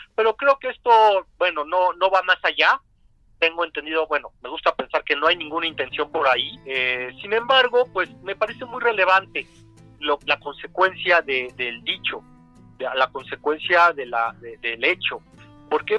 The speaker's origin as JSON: {"language": "Spanish", "country": "Mexico", "said": "nosotros como mexicanos"}